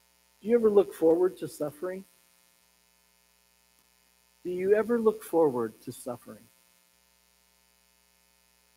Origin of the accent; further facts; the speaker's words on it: Pueblo, Colorado, United States; I was growing up in Pueblo, Colorado